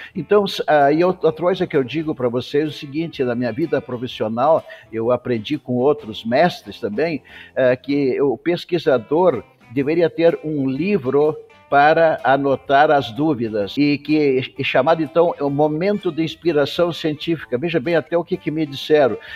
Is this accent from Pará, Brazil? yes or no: no; Taquara, Rio Grande do Sul, Brazil; also born or lived in Porto Alegre / Piracicaba / Washington, United States; eu sou gaúcho, natural de Taquara, no Rio Grande do Sul